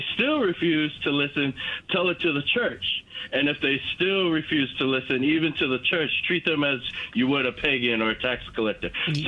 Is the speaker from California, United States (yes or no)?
no; Maui, Hawaii, United States; now in Centreville, United States; I'm originally from Maui. I live here in Centerville, Virginia.